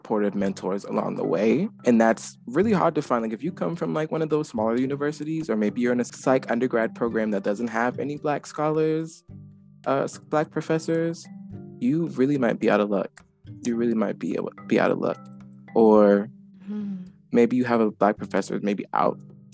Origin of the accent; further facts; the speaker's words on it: Charleston, South Carolina, United States; I'm from Charleston, South Carolina